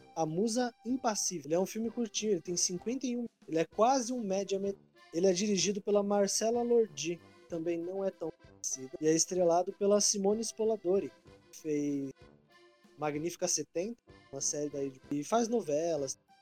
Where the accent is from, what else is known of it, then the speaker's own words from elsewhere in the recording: Brazil; eu sou muito brasileiro.